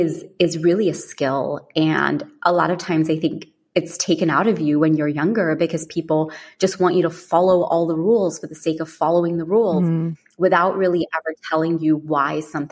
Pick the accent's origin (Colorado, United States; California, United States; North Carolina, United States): California, United States; also born or lived in London, United Kingdom; I was born in London and we moved to California when I was 10.